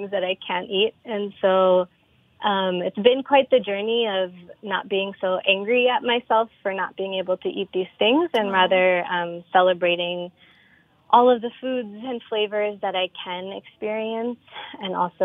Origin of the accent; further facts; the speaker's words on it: New York, United States; I was born and raised here in New York